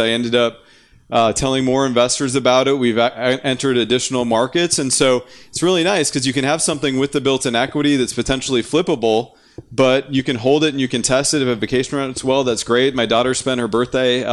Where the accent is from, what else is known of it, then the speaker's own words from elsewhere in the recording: North Dakota, United States; I'm from North Dakota